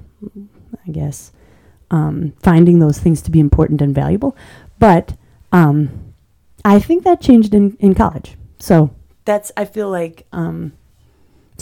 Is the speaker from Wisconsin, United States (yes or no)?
yes; Manitowoc, Wisconsin, United States; moved away as an adult; I grew up in Manitowoc